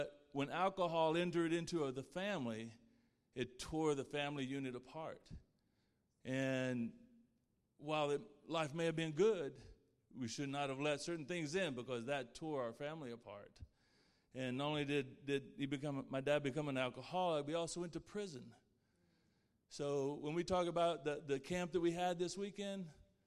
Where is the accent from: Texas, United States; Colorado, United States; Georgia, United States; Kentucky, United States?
Texas, United States; Plainview; I was born in Plainview, Texas.